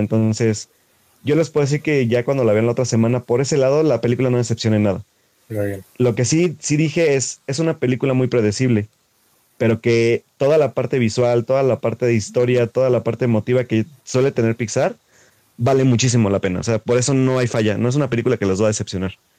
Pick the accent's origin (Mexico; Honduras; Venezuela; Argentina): Mexico; como mexicano